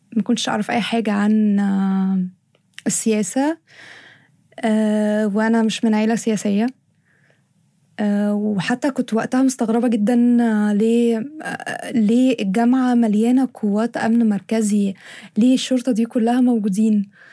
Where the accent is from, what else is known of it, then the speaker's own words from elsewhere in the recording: Egypt; احنا في مصر